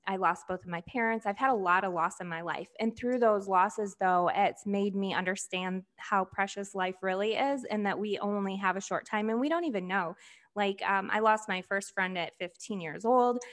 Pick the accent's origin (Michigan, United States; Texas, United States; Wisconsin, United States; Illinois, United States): Michigan, United States; rural; also born or lived in Flint, Michigan; then we moved to a rural area of Michigan, pretty much in the country, um, called Bertrand, Michigan.